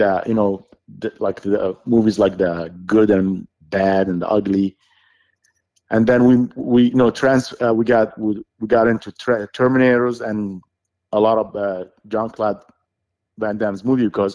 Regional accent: Saudi Arabia; English is a second language; moved away; I grew up in Saudi Arabia

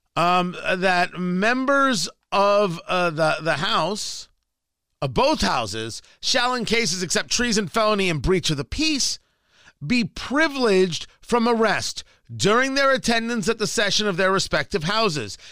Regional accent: Middletown, New Jersey, United States; growing up in Jersey, like, I know exactly where that Dunkin' Donut is. I kn-, in Middletown, New Jersey

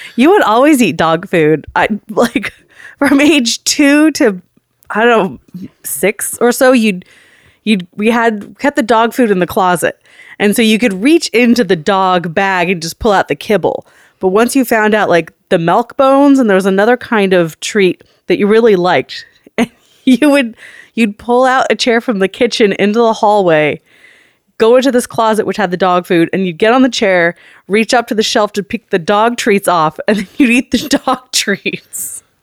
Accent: Oakland, California, United States; We grew up in Oakland, California, up in the Montclair

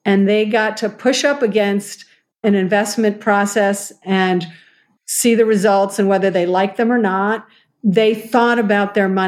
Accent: United States; also born or lived in New York / Boston; now in Seattle, United States; I'm an American

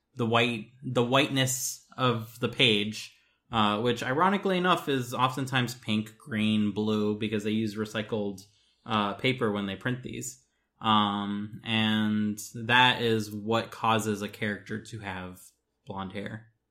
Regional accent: United States; as an American

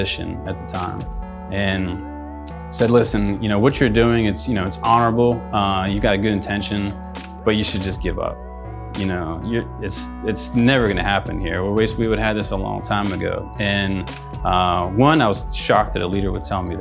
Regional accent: outside of Pittsburgh, Pennsylvania, United States; moved away as an adult; also born or lived in Greenville, South Carolina; I grew up outside of Pittsburgh

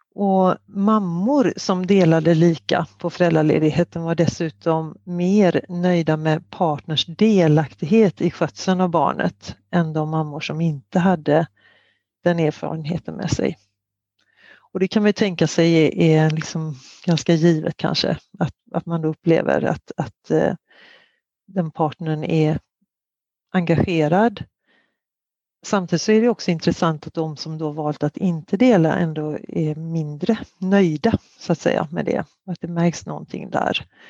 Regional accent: Sweden; som svensk

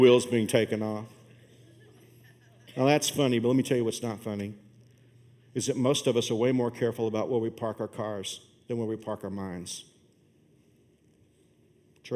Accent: Fort Worth, Texas, United States; moved away; my hometown of Fort Worth

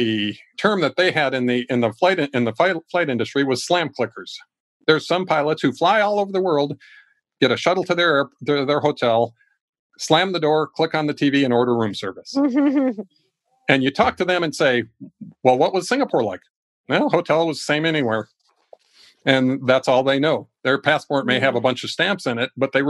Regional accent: Ecuador; now in United States; I was raised in another country. I grew up in Ecuador.

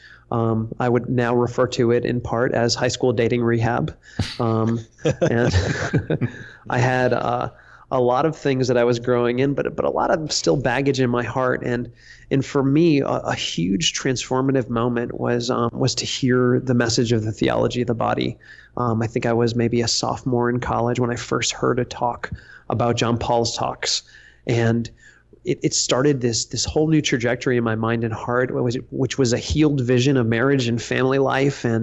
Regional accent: Westerly, Rhode Island, United States; moved away; also born or lived in Louisiana; I grew up in Westerly, Rhode Island

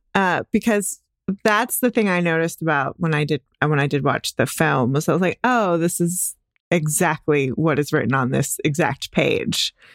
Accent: Dallas, Texas, United States; I'm, I'm from Dallas

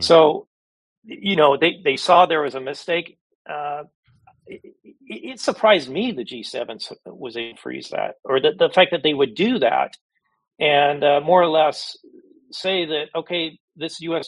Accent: United States; I'm an American

